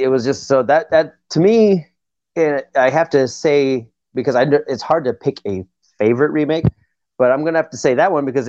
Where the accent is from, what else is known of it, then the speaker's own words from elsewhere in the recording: Ohio, United States; then I grew up in Ohio, so tornadoes were very fucking real